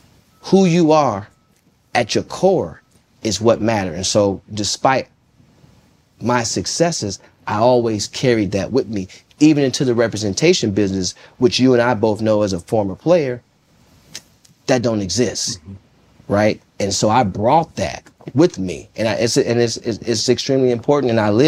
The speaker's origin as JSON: {"language": "English", "town": "Jonesboro", "region": "Arkansas", "country": "United States", "said": "I'm coming from Jonesboro, Arkansas."}